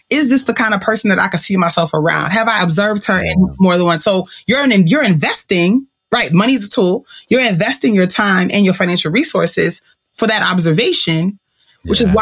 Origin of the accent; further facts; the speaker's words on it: Jamaica; I'm still a Jamaican woman